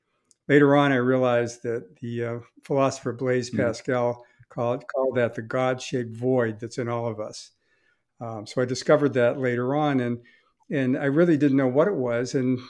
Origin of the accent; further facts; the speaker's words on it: Boston, Massachusetts, United States; So I grew up in the Boston area. And I grew up, I was attended a church.